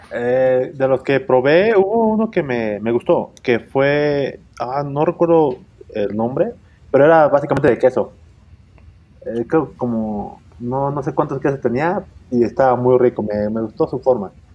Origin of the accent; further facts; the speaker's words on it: Izúcar de Matamoros, Puebla, Mexico; now in Puebla, Mexico; donde yo soy, de Izúcar de Matamoros.